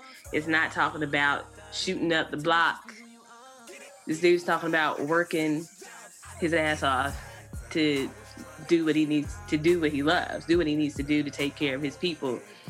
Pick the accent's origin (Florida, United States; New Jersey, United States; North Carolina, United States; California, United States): North Carolina, United States; also born or lived in Kansas City; I know I said I grew up, I'm originally from Kansas City, but I was born and raised in North Carolina, but I moved from Kansas City to here.